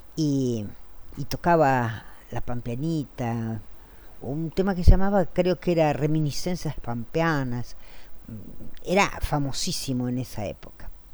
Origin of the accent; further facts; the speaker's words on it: General Pico, La Pampa, Argentina; moved away as an adult; Yo soy de General Pico, La Pampa, al norte de la provincia.